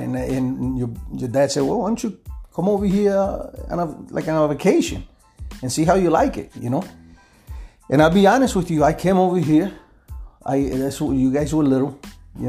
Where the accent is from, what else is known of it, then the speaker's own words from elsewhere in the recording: Quebradillas, Puerto Rico; moved away as an adult; now in Chicago, United States; I was born in Puerto Rico, in Quebradilla. I lived there until I was 17, and then I came to Chicago.